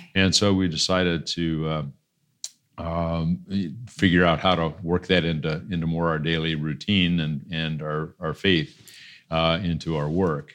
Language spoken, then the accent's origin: English; Des Moines, Iowa, United States; moved away as an adult; also born or lived in Cleveland / Boston / California; born and raised in Des Moines